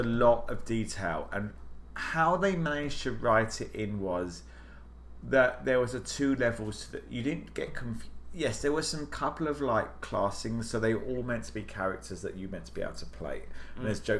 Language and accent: English; United Kingdom; now in Washington, D.C., United States; I'm British.